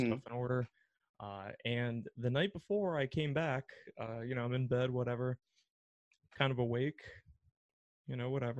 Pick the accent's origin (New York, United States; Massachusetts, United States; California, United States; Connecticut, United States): Connecticut, United States; Newtown; now in Boston, United States; I go into my hometown bagel shop.